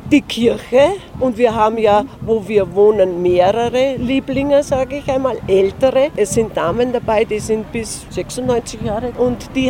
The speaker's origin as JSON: {"language": "German", "country": "Austria", "tie": "born or raised there", "said": "wir sind in Österreich geboren."}